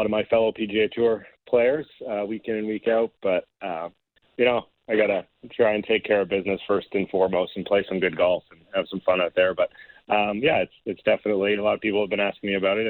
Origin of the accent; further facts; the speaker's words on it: Canada; being a Canadian